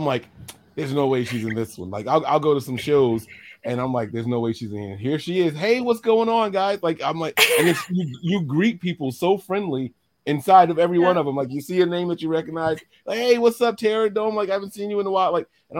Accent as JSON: {"language": "English", "region": "New Jersey", "country": "United States", "said": "But let them know, like, we're from Jersey. We have accents."}